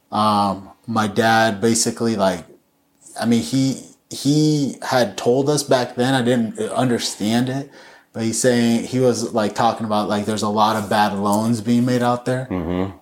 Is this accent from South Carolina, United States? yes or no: no; Chino, California, United States; I grew up in Chino